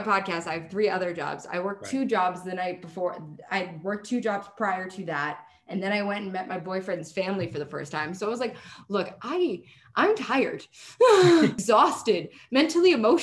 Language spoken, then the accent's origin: English; New York City, New York, United States; moved away as an adult; I'm a born, bred New Yorker, recently moved out, but I am still a New Yorker through and through.